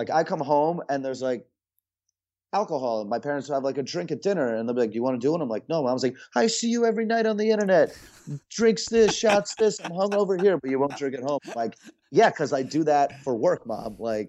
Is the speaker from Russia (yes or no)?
yes; Russia; born there; I was born in Russia. My parents are obviously from Russia. Not a very easy country to be from. It's a very, you know, it's a hard place.